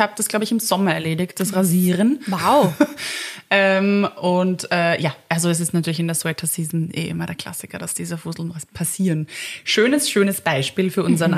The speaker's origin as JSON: {"language": "German", "region": "Vienna", "country": "Austria", "tie": "born or raised there", "said": "als Wiener, ja, Wienerin"}